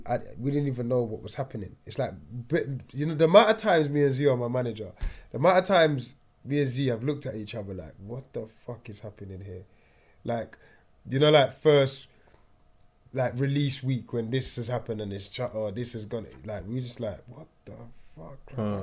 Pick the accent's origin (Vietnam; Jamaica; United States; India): Jamaica; We put the palm trees. I'm from Jamaica.